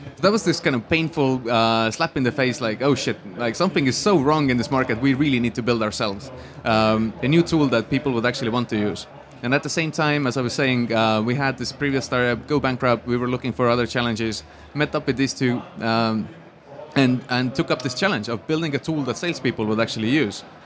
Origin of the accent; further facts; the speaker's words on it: Estonia; I grew up in Estonia in a really small town.